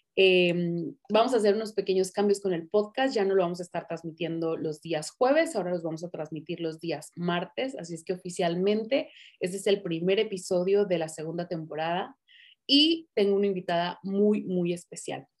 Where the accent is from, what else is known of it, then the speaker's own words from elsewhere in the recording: Tijuana, Baja California, Mexico; yo me crié prácticamente allá, me siento tijuanense, amo Tijuana